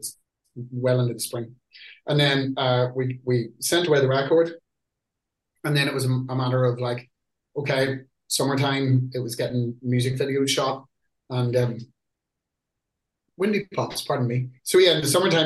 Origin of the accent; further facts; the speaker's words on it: Ireland; UK has always been kind of like a home country for us, even though we're Irish